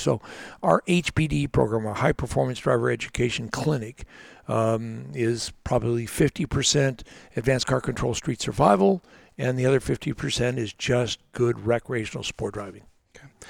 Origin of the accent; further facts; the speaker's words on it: Los Angeles, California, United States; moved away; I was born in Hollywood Presbyterian Hospital, but that was the extent of my Hollywood career